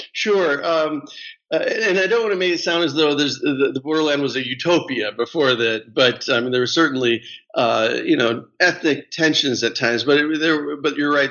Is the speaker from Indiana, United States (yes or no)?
yes; Gary, Indiana, United States; I grew up in a in Northwest Indiana. I was actually born in Gary, Indiana